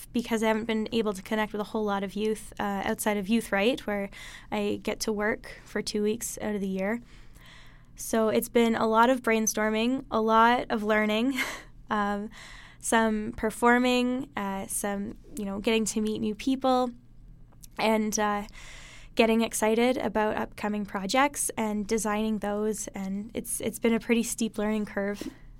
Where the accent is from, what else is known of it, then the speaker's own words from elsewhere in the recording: Hinton, Alberta, Canada; It's funny because every time I mention I'm from Hinton, someone usually says either, oh, yeah, I know Hinton, you have a Dairy Queen, or I know Hinton, you have a KFC